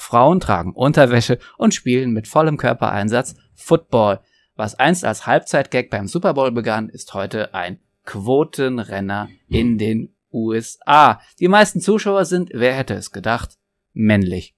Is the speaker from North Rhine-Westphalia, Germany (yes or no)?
no; Trier, Rhineland-Palatinate, Germany; wo ich herkomme, in Trier